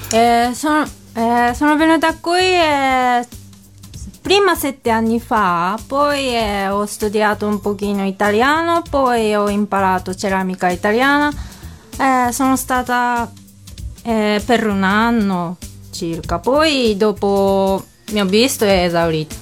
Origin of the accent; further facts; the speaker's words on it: Kumamoto, Japan; Italian is a second language; moved away as an adult; now in Florence, Italy; io abito in una città, si chiama Kumamoto, una città meridionale in Giappone